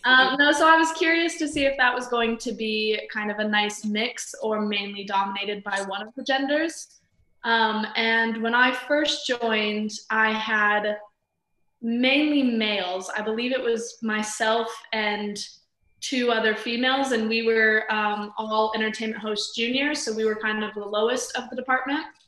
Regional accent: Las Vegas, Nevada, United States; I'm from Las Vegas, Nevada

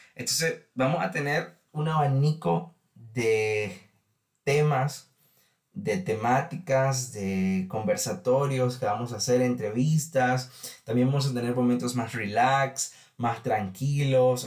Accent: Nicaragua; Les cuento que en mi país, Nicaragua

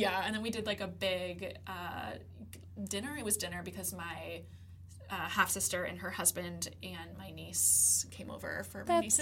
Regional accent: Columbus, Ohio, United States; now in Chicago, United States; In Chicago. But I'm originally from Columbus. That's where my family is.

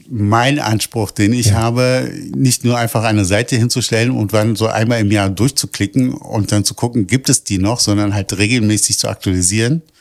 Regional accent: Berlin, Germany; Ich bin aus, in Kreuzberg geboren und aufgewachsen.

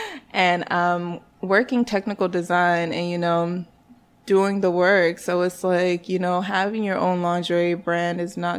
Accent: North Carolina, United States; now in New York, United States; I am not a New York native. I moved here 4 years ago from North Carolina, but I'm actually Nigerian. I always feel the need to throw that in there because I do not claim North Carolina like that.

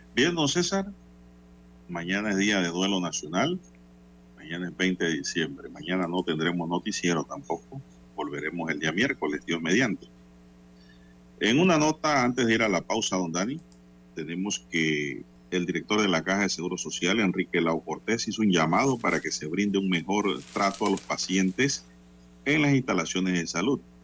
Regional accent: Panama; soy panameño

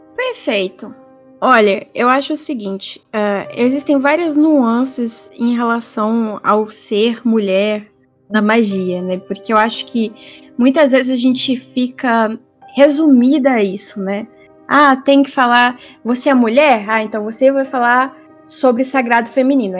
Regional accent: Brazil; first language Portuguese; now in Australia; ser a brasileira

